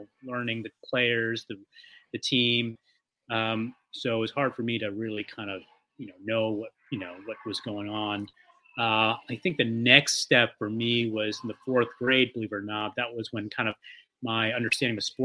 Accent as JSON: {"language": "English", "town": "Old Westbury", "region": "New York", "country": "United States", "moved": "yes", "lives_now": "San Diego, United States", "said": "I'm from Old Westbury originally"}